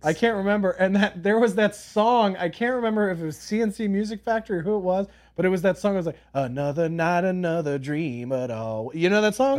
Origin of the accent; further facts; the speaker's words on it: Philadelphia, Pennsylvania, United States; now in Los Angeles, United States; growing up in Philly called Primos